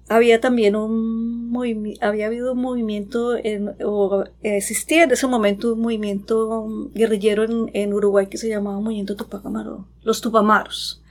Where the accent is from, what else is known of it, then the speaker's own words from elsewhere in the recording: Antioquia, Colombia; moved away as an adult; now in Vancouver, Canada; yo soy de Colombia, eh, nacida en un pueblito de Antioquia